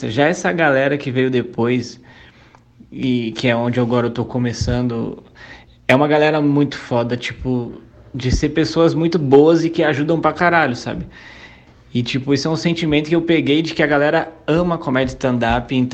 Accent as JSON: {"language": "Portuguese", "town": "Suzano", "region": "São Paulo", "country": "Brazil", "said": "Eu sou de Suzano, mas eu passo mais tempo em Mogi."}